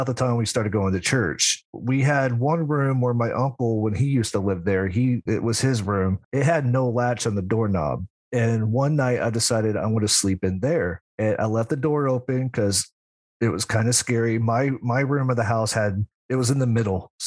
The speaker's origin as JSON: {"language": "English", "region": "Southern Indiana", "country": "United States", "tie": "born or raised there", "said": "I'm from Southern Indiana, and sadly enough, there was slavery there. And the house I lived on is used to be part of a bigger farming plantation"}